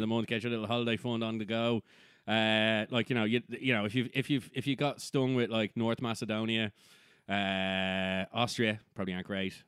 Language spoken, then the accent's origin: English; Ireland; we're not English